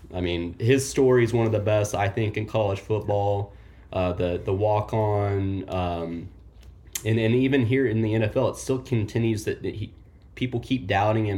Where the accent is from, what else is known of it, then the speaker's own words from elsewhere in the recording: Oklahoma, United States; now in Kansas City, United States; I'm from Oklahoma. Uh, grew up in the Bob Stoops era